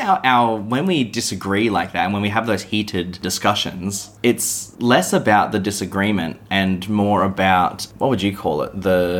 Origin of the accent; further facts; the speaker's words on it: Australia; I'm definite Aussie male